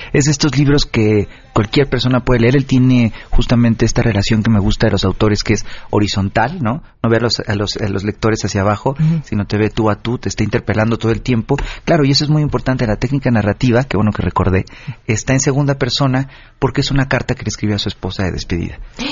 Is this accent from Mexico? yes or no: yes; Oaxaca, Mexico; moved away; yo soy de Oaxaca y mis papás de repente vienen